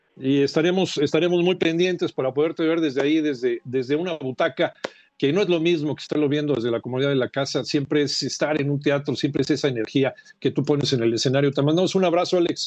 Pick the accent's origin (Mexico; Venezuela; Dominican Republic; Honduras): Mexico; Seguimos siendo románticos los mexicanos